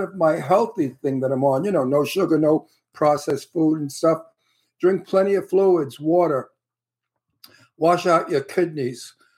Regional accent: New York City, New York, United States; accent: Brooklyn; also born or lived in Red Hook, Brooklyn / Astoria, Queens; I was born in the Red Hook projects in Red Hook, and I okay. lived until my father bought a house in Astoria, Queens, and then yeah. we moved to Queens

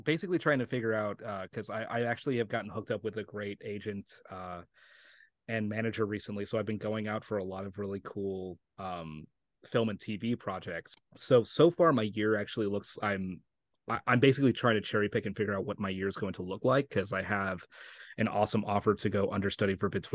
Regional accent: Santa Fe, New Mexico, United States; accent: Oklahoma; moved away as an adult; also born or lived in Oklahoma; now in Los Angeles, United States; I grew up in Santa Fe, New Mexico

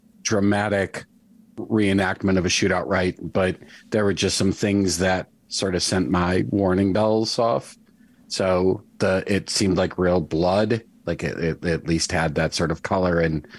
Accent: New York City, New York, United States; I'm from New York City, and I just, you know, I've seen so much fake blood on the stage

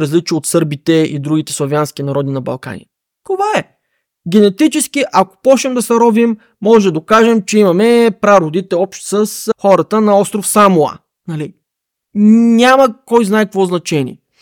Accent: Bulgaria; нас българите

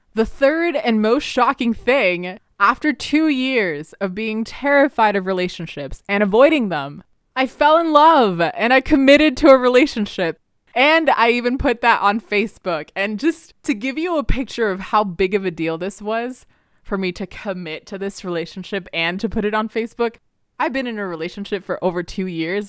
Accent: Canada; English is a second language; I literally was six years old and we had gotten to Canada and I was sitting in the ESL room

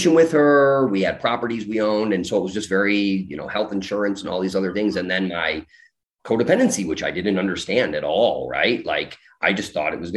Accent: Chicago, Illinois, United States; I'm from Chicago

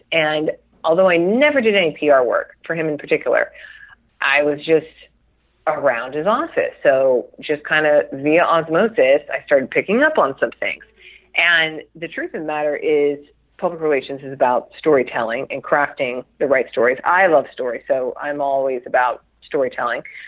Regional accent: Chula Vista, California, United States; I was born and raised in San Diego. I'm still in San Diego

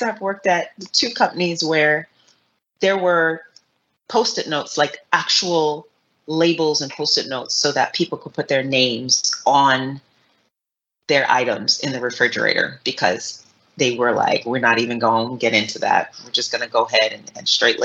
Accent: New York City, New York, United States; as a New Yorker, born and raised New Yorker

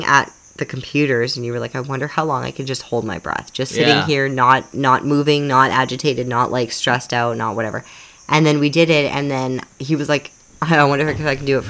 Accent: Canada; moved away; I grew up in Canada where we just jumped in a lake

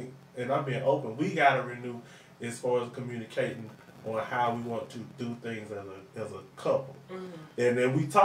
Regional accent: East Point, Georgia, United States; I'm from East Point.

